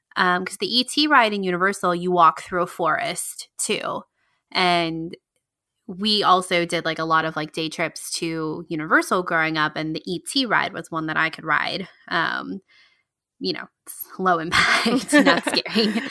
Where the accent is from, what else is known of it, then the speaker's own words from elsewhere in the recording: Georgia, United States; … and I, if you don't know, we lived in, we grew up in Georgia